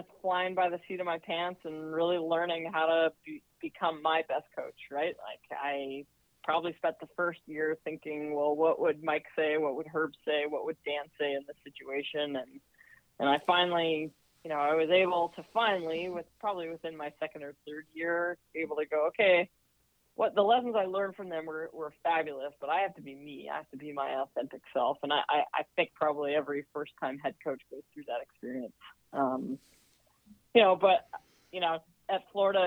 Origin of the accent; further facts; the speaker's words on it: Canada; also born or lived in Dallas, Texas / Kent State, Ohio; now in Ann Arbor, United States; as a Canadian